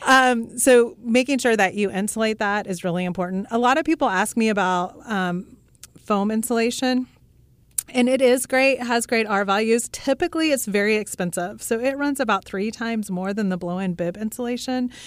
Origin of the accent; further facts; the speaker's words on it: Russell, Kansas, United States; I grew up in Russell, Kansas